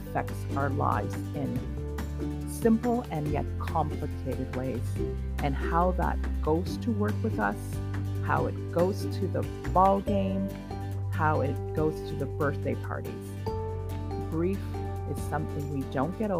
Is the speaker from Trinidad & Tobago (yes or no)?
yes; Trinidad & Tobago; I am a Trinidadian by birth